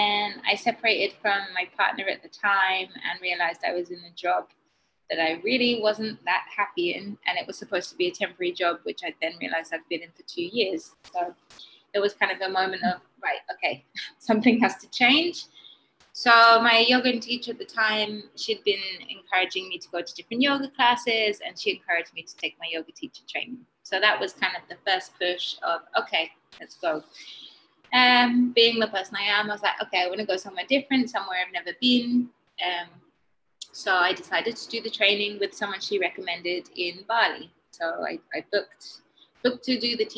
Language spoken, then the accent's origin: English; England, United Kingdom; moved away as an adult; also born or lived in Brighton, England; now in Mexico; I'm from England originally. I have been in Mexico for almost 7 years